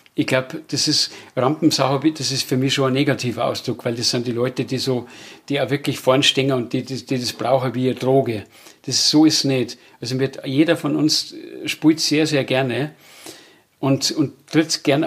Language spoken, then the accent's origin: German; Bavaria, Germany; bei uns in Bayern